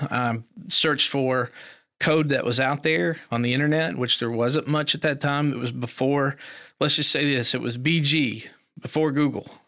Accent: Eastern Kentucky, United States; also born or lived in Elkhorn City, Kentucky / Pikeville, Kentucky; I grew up in Eastern Kentucky. Um, a little holler called Biggs Branch

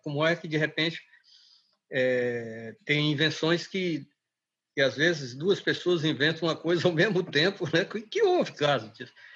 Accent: Manaus, Amazonas, Brazil; also born or lived in Seringal Bom Destino; now in Acre, Brazil; já tínhamos saído de do Seringal Bom Destino onde eu nasci e estávamos em Manaus

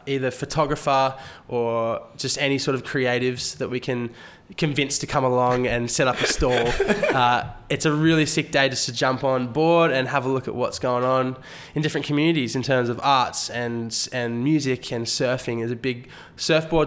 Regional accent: South Coast, New South Wales, Australia; we're from the South Coast

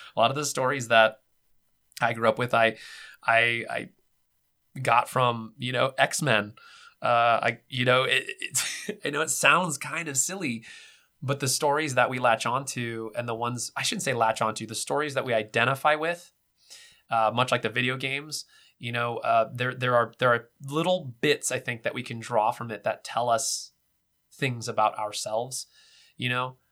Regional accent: California, United States; I was born in California, West Coast

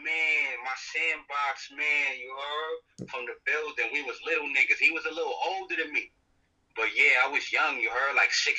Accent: New York City, New York, United States; I'm from Brooklyn, New York.

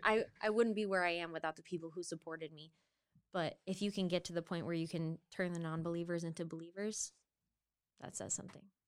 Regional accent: Maine, United States; I'm from Maine, born and raised

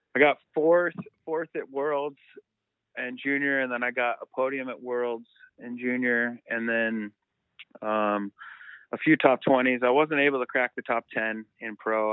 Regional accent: Southern California, United States; We're both from SoCal.

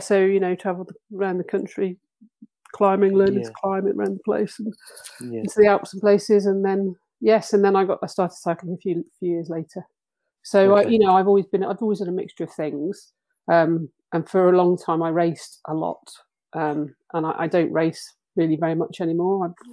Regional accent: Bristol, South West England, United Kingdom; moved away as an adult; also born or lived in Leeds; now in Otley, United Kingdom; So I grew up in Bristol

